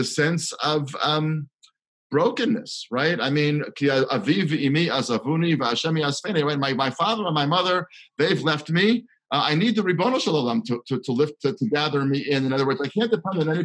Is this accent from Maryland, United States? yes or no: yes; Baltimore, Maryland, United States; I grew up in Baltimore in the 1970s, 80s, 90s